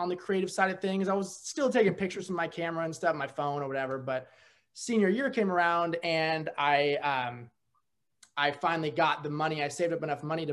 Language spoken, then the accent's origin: English; Napa, California, United States; moved away as an adult; also born or lived in San Jose, California; now in Oregon, United States; Originally from San Jose, grew up in Napa